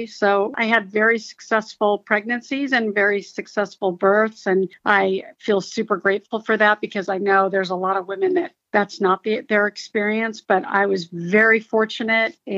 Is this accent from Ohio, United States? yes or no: no; Torrance, California, United States; also born or lived in Oakland, California / Hawthorne, California; they moved to Torrance, California when I was a year old. So really, I'm from the South Bay area